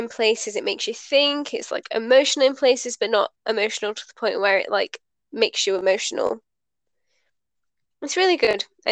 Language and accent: English; United Kingdom; we are British